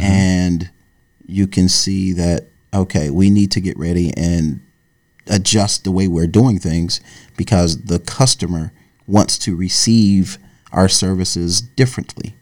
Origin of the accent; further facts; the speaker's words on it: Dayton, Ohio, United States; moved away as an adult; also born or lived in Yellow Springs, Ohio / Florida; now in New York, United States; I grew up in Dayton, Ohio